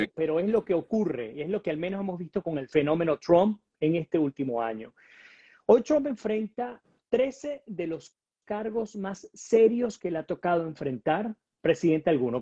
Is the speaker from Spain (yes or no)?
no; Venezuela; nosotros como venezolanos